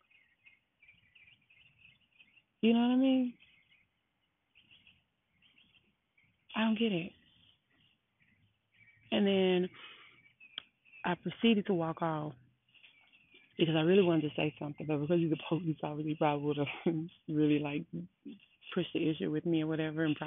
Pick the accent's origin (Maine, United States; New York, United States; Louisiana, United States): Louisiana, United States; Baton Rouge; I am from Baton Rouge, Louisiana